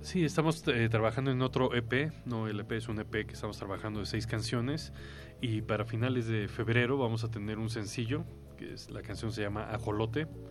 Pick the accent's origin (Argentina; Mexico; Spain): Mexico; yo mexicano